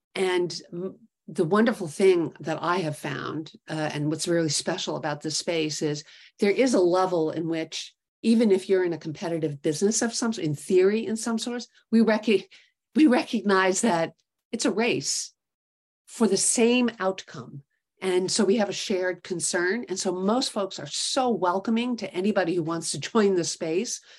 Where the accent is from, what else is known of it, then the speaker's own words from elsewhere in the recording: New York City, New York, United States; also born or lived in Connecticut; growing up in New York City